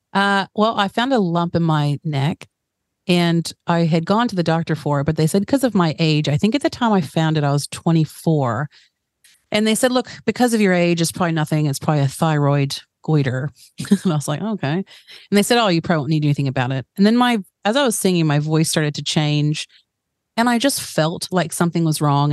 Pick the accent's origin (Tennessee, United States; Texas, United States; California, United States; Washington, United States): Tennessee, United States; Chattanooga; accent: American; moved away as an adult; also born or lived in New Jersey; now in New Zealand; when I was really young, my family moved down to Tennessee in a place called Chattanooga